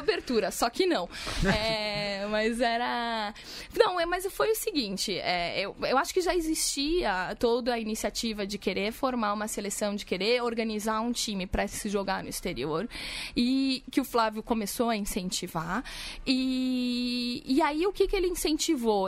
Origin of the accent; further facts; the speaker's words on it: Bagé, Rio Grande do Sul, Brazil; also born or lived in Porto Alegre; saí de Bagé, do interior do Rio Grande do Sul, onde estudei todo